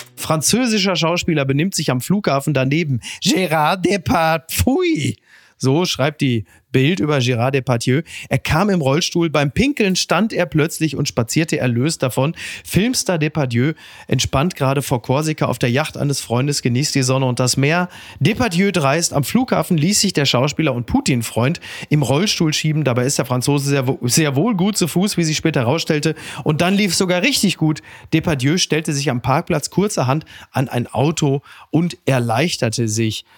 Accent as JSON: {"language": "German", "town": "Henrichenburg", "region": "North Rhine-Westphalia", "country": "Germany", "tie": "born or raised there", "said": "in meinem Heimatdorf in Henrichenburg"}